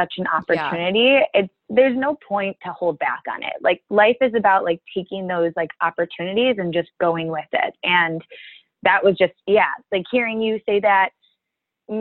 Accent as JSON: {"language": "English", "region": "Minnesota", "country": "United States", "moved": "as an adult", "lives_now": "Chicago, United States", "said": "I'm originally from Minnesota."}